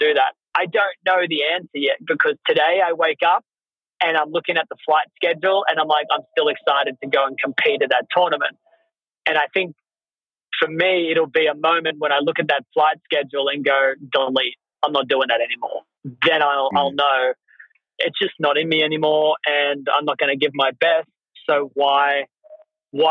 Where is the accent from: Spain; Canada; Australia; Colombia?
Australia; I'm from Australia